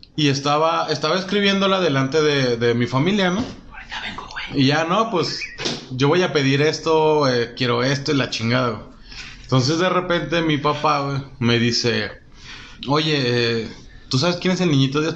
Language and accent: Spanish; Mexico City, Mexico; como soy chilango